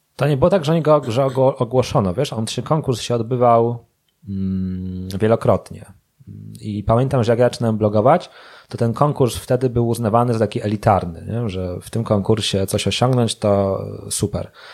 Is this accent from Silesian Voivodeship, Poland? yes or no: no; Łódź, Łódź Voivodeship, Poland; jestem z Łodzi i w Łodzi stacjonuję